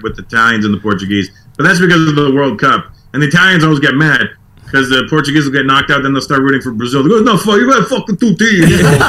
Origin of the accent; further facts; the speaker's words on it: Toronto, Ontario, Canada; now in Los Angeles, United States; growing up in Toronto